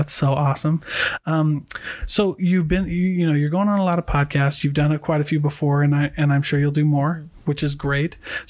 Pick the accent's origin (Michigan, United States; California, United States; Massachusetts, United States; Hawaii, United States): Hawaii, United States; also born or lived in Iowa; now in Utah, United States; before I moved to Utah, cause I'm not originally from here. I lived in Iowa and I'm Hawaiian.